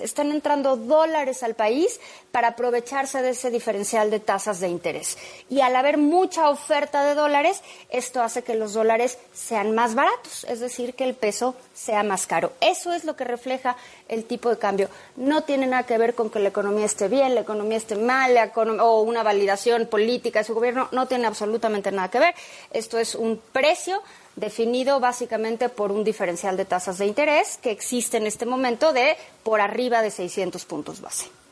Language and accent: Spanish; Mexico; los mexicanos tenemos acceso a esos instrumentos